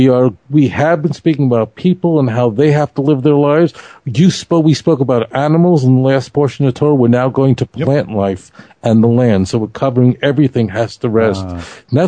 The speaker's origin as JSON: {"language": "English", "town": "New York City", "region": "New York", "country": "United States", "tie": "born or raised there", "said": "growing up in Brooklyn"}